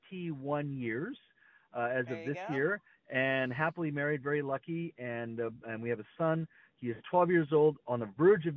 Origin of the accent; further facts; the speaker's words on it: Williams Lake, British Columbia, Canada; where I grew up in Williams Lake